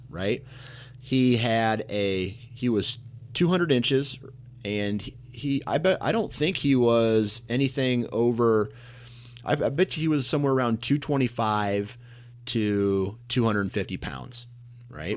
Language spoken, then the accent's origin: English; Iowa, United States; I'm from Iowa